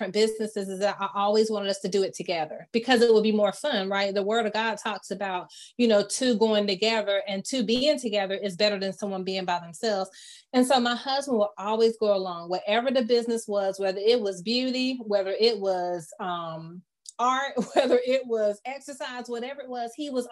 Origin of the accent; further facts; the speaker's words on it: Fayetteville, United States; I'm from Fayetteville